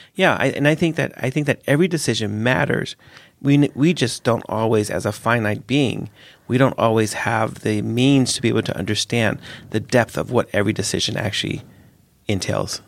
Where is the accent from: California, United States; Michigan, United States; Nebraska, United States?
California, United States; the hood in; I grew up in a really dangerous place. I didn't grow up in Europe, lack of guns. I grew up in America